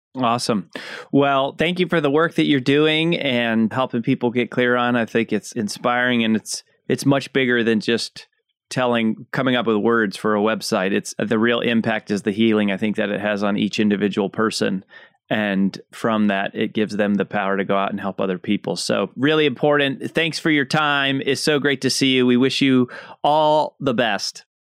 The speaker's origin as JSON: {"language": "English", "country": "United States", "said": "as an American"}